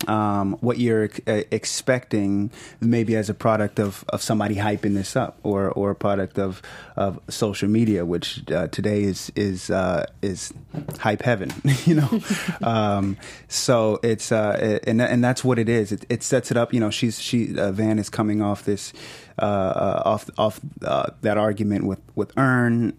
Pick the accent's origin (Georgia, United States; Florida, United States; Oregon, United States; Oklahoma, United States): Georgia, United States; Atlanta; moved away; I am from Atlanta. I did elementary through high school in Atlanta